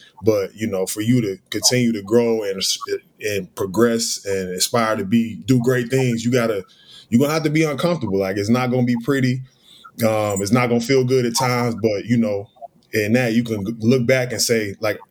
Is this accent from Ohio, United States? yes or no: yes; Beavercreek, Ohio, United States; moved away; I'm from Beaver Creek. Dayton, Ohio, 937